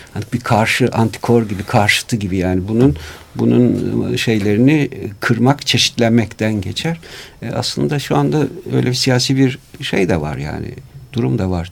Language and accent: Turkish; Istanbul, Turkey; Şimdi ben burada bu memlekette doğdum büyüdüm.